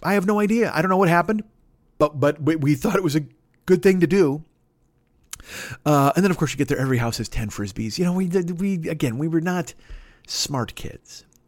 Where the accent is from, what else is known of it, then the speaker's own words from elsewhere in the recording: Chicago, Illinois, United States; I'm from Chicago